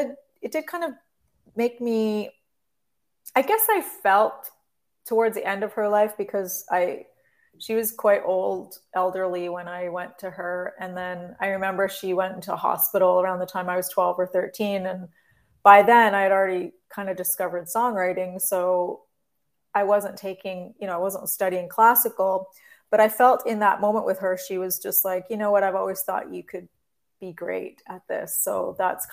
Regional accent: Forest, Ontario, Canada; also born or lived in Sarnia, Ontario; I grew up between Forest, Ontario, which is a small town outside of London, and Sarnia

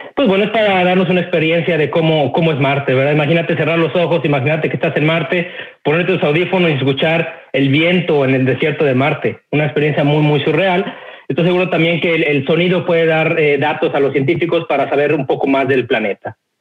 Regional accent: Mexico; moved away as an adult; now in United States; yo soy nacido y crecido en México, eh, estuve en México 20 años, eh, emigré a los Estados Unidos

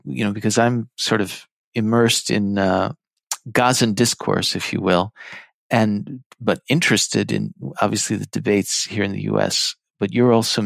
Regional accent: United States; I was born in the United States, but I come from an Iraqi Jewish family on my mother's side

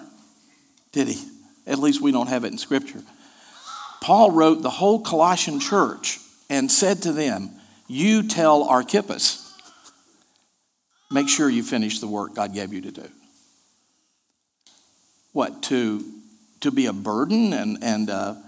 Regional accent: Asheville, North Carolina, United States; The church I grew up in Asheville, North Carolina

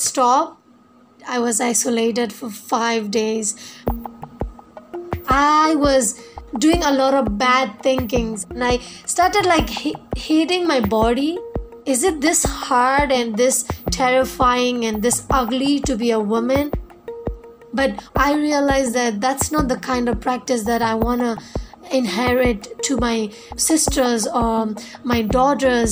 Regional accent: a small village in northern Shan State, Myanmar

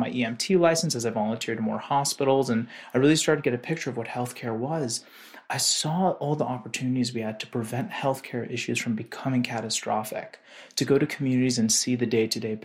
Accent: McLean, Virginia, United States; moved away; also born or lived in Washington, D.C.; I grew up in Washington, D.C., around in the suburbs of McLean, Virginia.

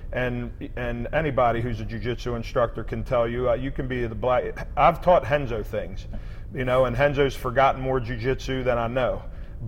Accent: Maryland, United States; born or raised there

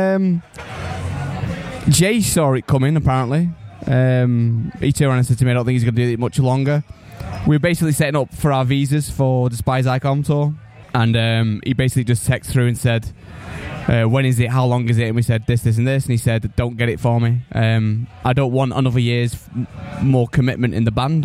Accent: Manchester, North West England, United Kingdom; I'm from from Manchester.

